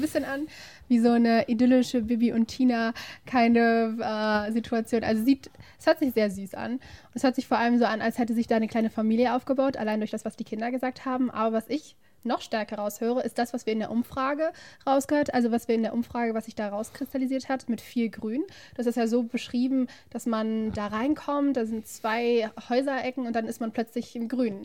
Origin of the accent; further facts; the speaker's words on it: Oberhausen, North Rhine-Westphalia, Germany; moved away as an adult; now in Bonn, Germany; ich komme ja aus der Region Oberhausen